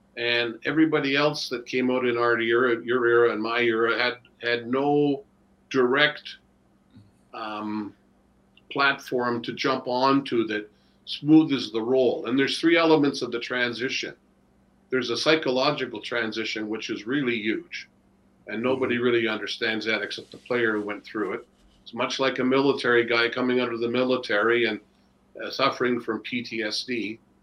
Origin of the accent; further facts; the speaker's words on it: Toronto, Ontario, Canada; moved away as an adult; now in Buffalo, United States; we grew up in Etobicoke